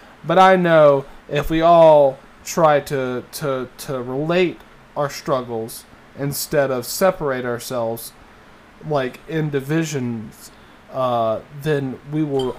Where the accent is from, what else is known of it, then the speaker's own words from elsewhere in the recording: Alabama, United States; I grew up in Alabama